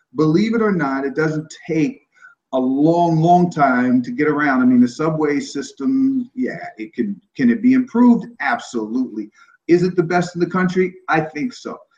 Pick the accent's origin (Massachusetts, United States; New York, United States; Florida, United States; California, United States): New York, United States; New York City; I am a New Yorker, uh, I have a New York attitude, and I have New York values